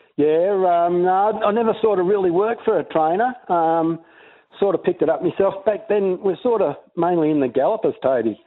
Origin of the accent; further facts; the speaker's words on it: Mornington, Victoria, Australia; I was born in Mornington. We had a bit of a farm down there